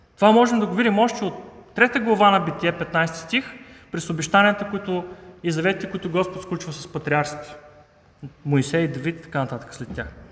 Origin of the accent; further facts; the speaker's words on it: Haskovo, Haskovo Province, Bulgaria; now in Sofia, Bulgaria; аз лично съм хасковлия